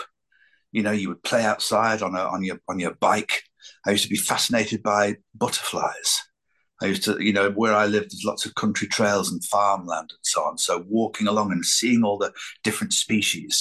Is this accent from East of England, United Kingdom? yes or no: no; Lancashire, North West England, United Kingdom; growing up in Lancashire, I was surrounded by so many characters